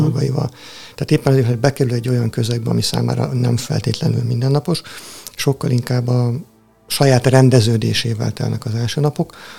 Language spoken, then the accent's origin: Hungarian; Tihany, Veszprém County, Hungary; Tihanyból származom, az apátság mellett nőttem fel